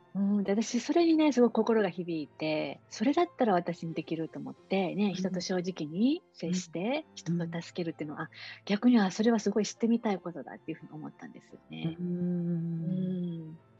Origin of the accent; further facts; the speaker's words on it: Osaka, Japan; moved away as an adult; now in Kailua-Kona, United States; 私大阪出身